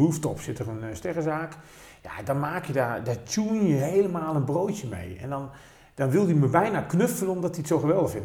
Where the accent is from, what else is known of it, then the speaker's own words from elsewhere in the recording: North Brabant, Netherlands; bij ons in Brabant